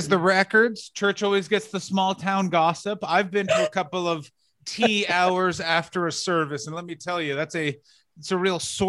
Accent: Ottawa, Ontario, Canada; now in Los Angeles, United States; I'm from Ottawa originally.

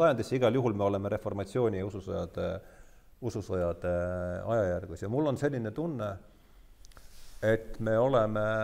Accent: Rakvere, Lääne-Viru County, Estonia; ma olen ise ka Rakverest pärit

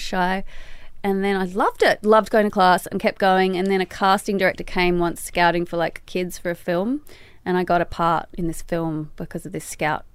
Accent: Sydney, New South Wales, Australia; moved away; We grew up in Balmain, which is sort of like an old drinking little village peninsula

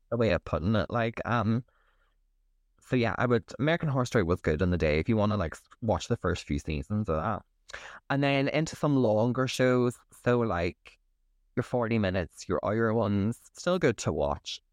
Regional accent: County Derry, Northern Ireland, United Kingdom; growing up in County Derry.

